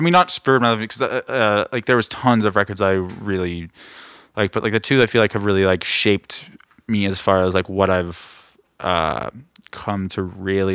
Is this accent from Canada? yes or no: yes; Edmonton, Alberta, Canada; the neighborhood I grew up in Edmonton